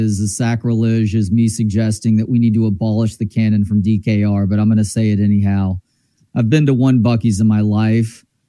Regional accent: Dallas, Texas, United States; Growing up in Dallas but having a bunch of family in Houston

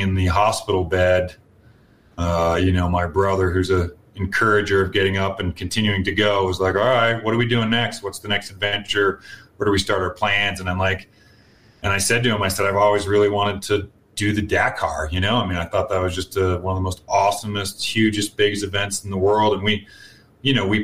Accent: Canada; now in United States; I am Canadian by birth, Victor, and American by naturalization

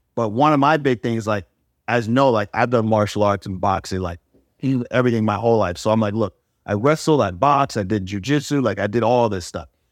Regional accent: New York, United States; I'm from New York.

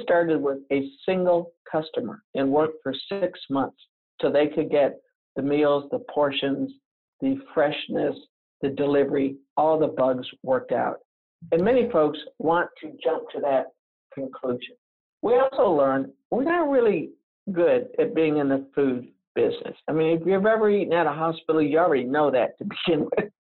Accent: the South, United States; accent: Southern; I'm from the South, so I have some Southern phrases, one of which is we're fixing

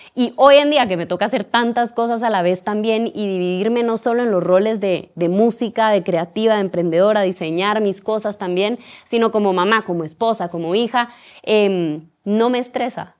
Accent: Guatemala; como guatemaltecos

